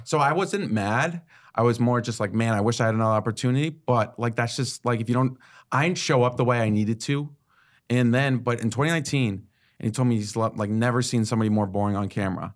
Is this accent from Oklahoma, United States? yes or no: no; Connecticut, United States; I grew up in Connecticut